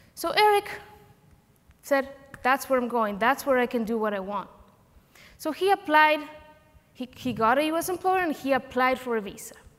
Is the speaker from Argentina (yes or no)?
yes; Argentina; moved away as an adult; now in United States; I am an immigrant. I am from Argentina.